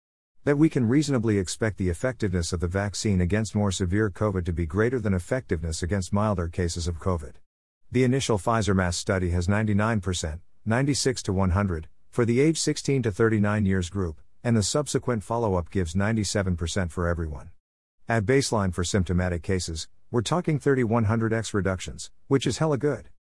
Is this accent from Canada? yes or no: no; Australia; now in United States; AstraZeneca isn't on offer in the Bay, and was recently abandoned in my home country of Australia too